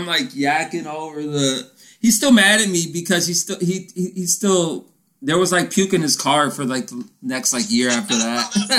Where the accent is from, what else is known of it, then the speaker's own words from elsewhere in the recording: Tyesville, Florida, United States; So I'm at this, like, middle of nowhere bar in my hometown, right? From Tyesville, Florida, middle of nowhere town.